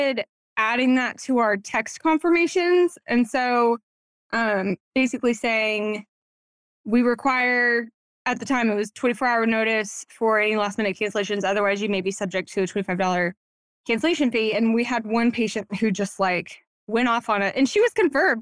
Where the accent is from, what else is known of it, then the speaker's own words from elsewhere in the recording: Waco, Texas, United States; also born or lived in Dallas, Texas; moved back home, my hometown in Waco